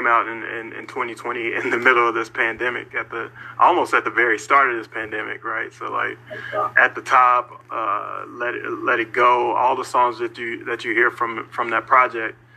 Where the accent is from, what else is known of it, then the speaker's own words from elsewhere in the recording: Little Rock, Arkansas, United States; growing up in Little Rock, Arkansas